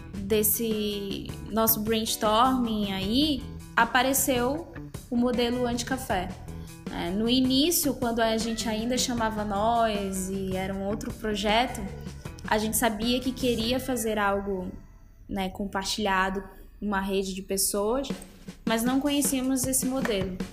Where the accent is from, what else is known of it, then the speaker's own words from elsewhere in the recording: Belém, Pará, Brazil; eu sou de Belém do Pará, né? Sou do norte do país.